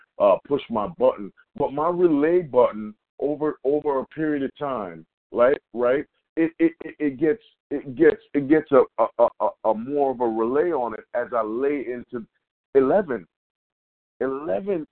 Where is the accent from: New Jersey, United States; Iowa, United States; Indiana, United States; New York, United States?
New York, United States; We're from New York